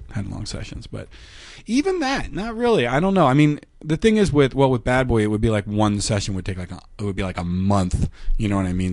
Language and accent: English; York, Pennsylvania, United States; moved away as an adult; also born or lived in Minnesota; I'm from York, Pennsylvania